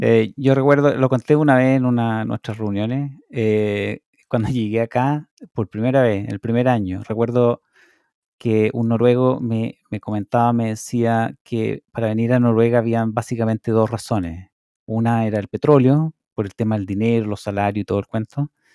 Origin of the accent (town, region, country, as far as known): Chile; moved away as an adult; now in Norway